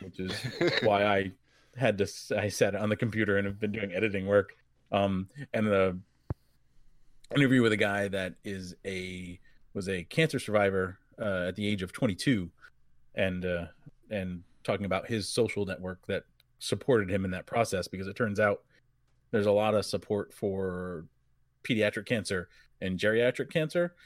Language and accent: English; New England, United States; I grew up in New England